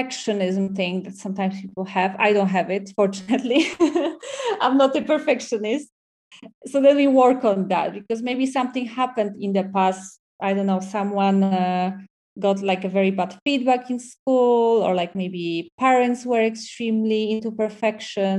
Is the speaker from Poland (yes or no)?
yes; Poland; English is a second language; moved away as an adult; also born or lived in Dublin, Ireland; now in Barcelona, Spain; I come from Poland